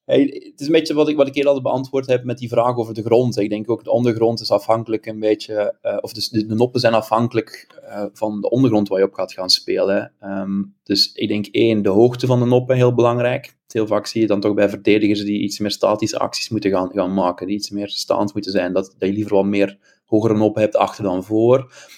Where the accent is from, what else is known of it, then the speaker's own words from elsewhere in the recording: Ghent, Flanders, Belgium; accent: Belgian; moved away as an adult; now in Amsterdam, Netherlands; aan mijn stemgeluid kan je horen dat ik een Belg ben. Ik uh, ben afkomstig uit Gent